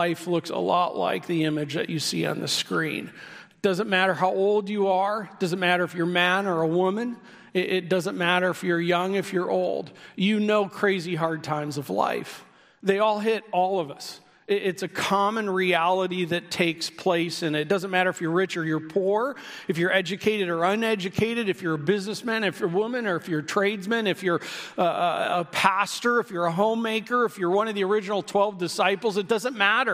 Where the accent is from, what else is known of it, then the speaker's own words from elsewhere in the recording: Midwest, United States; I grew up in the Midwest